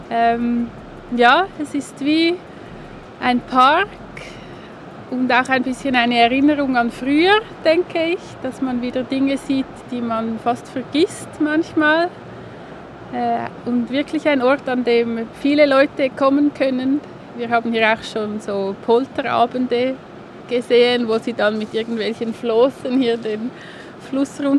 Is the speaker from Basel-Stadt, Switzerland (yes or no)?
no; Zurich, Switzerland; ich komme aus Zürich.